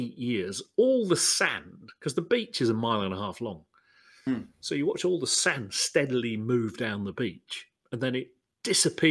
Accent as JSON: {"language": "English", "country": "United Kingdom", "said": "being British"}